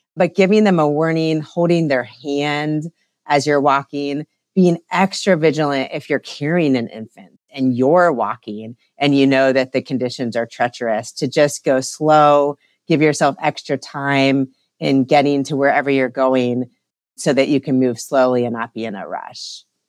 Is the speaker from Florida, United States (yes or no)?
no; Ohio, United States; moved away as an adult; also born or lived in Denver, Colorado; now in North Carolina, United States; I grew up in Ohio, but actually lived the last nine years in Colorado and Denver